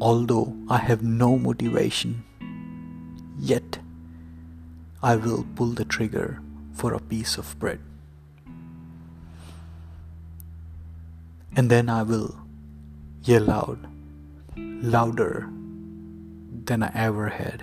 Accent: India; I grew up in India

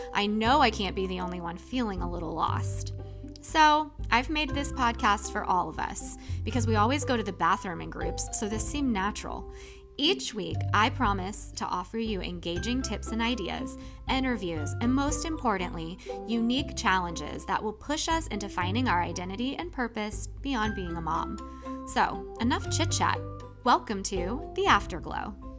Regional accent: Jacksonville, Florida, United States; I am a native, born and raised in Jacksonville, Florida

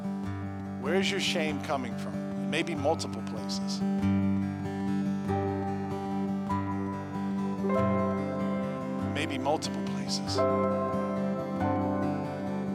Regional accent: United States; as an American

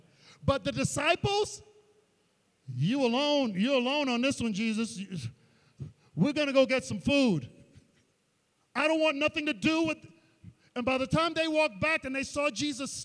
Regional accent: New York City, New York, United States; where I grew up in Queens, there was an area called Laurelton

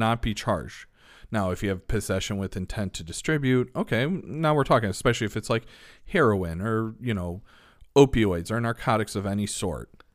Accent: Elmhurst, Illinois, United States; I grew up in Elmhurst

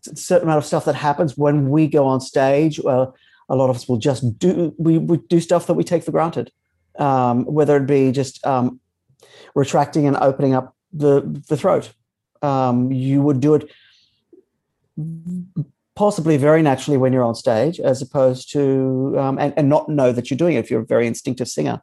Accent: Innisfail, Queensland, Australia; I grew up in Northern Queensland in a very small town called Innisfail

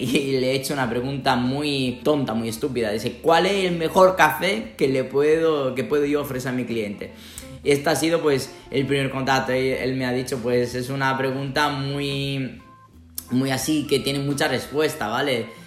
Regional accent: Sicily, Italy; Spanish is a second language; moved away as an adult; now in Toledo, Spain; de donde vengo yo, en Sicilia

